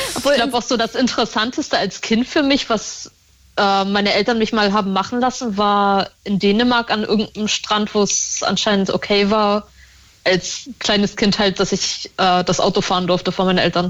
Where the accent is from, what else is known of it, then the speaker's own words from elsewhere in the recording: Northern Germany, Germany; Ich bin in Norddeutschland aufgewachsen